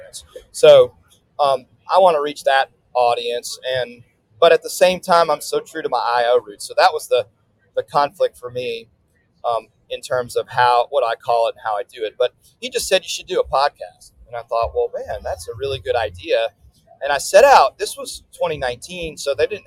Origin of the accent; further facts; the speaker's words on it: New Orleans, Louisiana, United States; I'm based in New Orleans